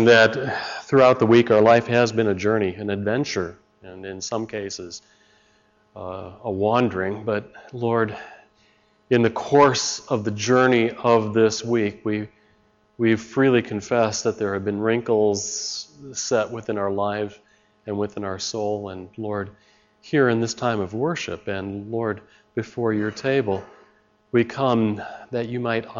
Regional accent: Chicago, Illinois, United States; I'm from Chicago

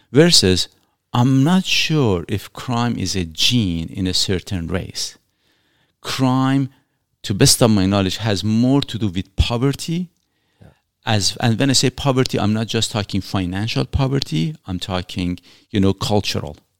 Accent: Iran; now in Canada; I was born in Iran

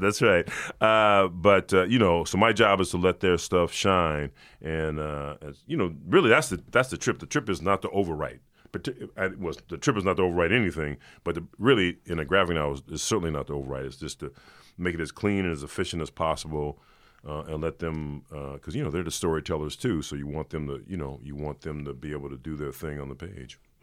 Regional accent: Los Angeles, California, United States; I grew up in South Central

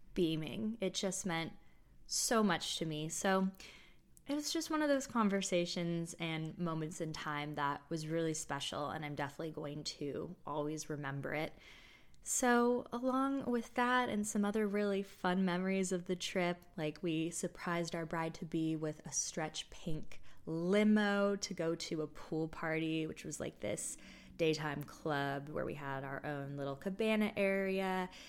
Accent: United States; also born or lived in Toronto; my sister and I grew up in the States primarily

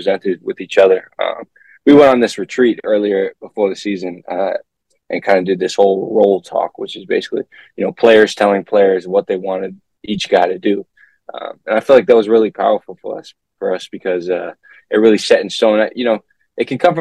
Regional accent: Rhode Island, United States; moved away as an adult; now in Milwaukee, United States; I'm from Rhode Island.

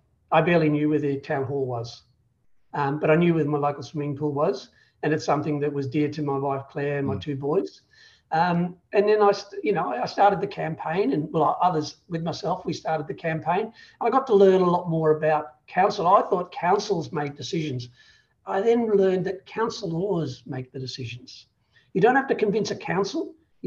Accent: Ireland; moved away as an adult; now in Australia; because we come from Ireland where you can go from one end to the other in an afternoon.

